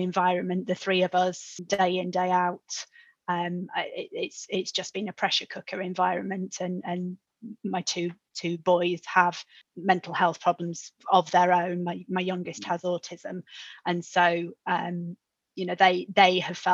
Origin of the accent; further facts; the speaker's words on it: Yorkshire and the Humber, United Kingdom; Being a Yorkshire girl